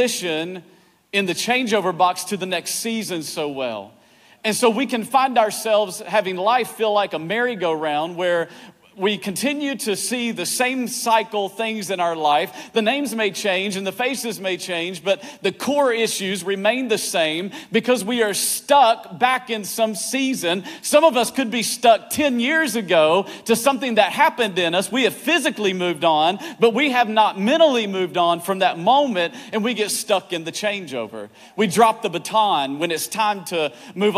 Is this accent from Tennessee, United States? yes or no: yes; East Tennessee, United States; now in Virginia, United States; I grew up in East Tennessee, where the men are men and so are the women